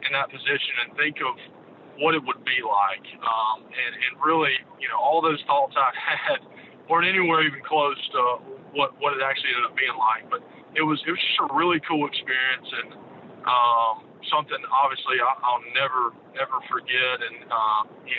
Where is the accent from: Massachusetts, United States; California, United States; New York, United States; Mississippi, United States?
Mississippi, United States; Jackson; I grew up in Jackson, and my dad and mom went to Ole Miss.